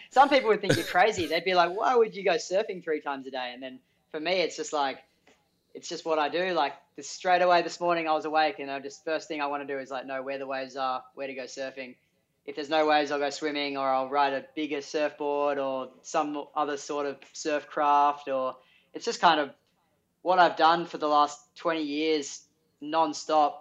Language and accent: English; Sydney, New South Wales, Australia; I'm Sydney local, Avalon local